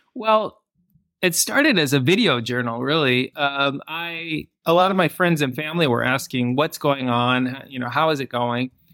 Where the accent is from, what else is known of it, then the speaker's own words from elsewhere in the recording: Michigan, United States; moved away as an adult; also born or lived in Los Angeles; now in England; growing up in Michigan in the United States